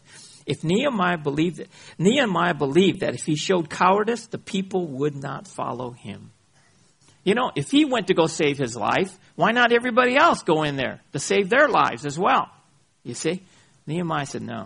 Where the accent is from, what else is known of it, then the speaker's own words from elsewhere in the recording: United States; I come from America, the scandal box of the world